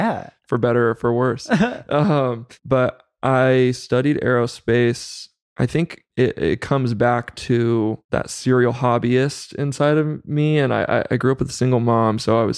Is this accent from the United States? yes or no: yes; Chowchilla, California, United States; I grew up in Central Valley of California. So in a small town near Fresno called Chowchilla.